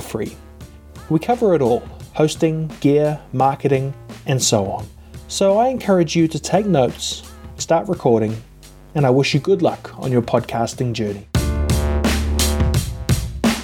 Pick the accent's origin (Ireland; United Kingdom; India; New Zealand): New Zealand; I'm a podcaster from New Zealand